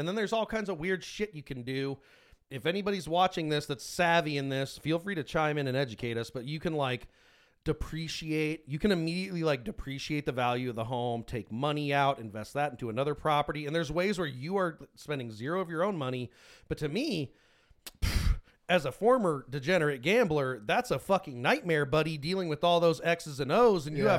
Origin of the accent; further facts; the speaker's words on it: United States; Yeah, I'm American. I don't want to live anywhere else full time.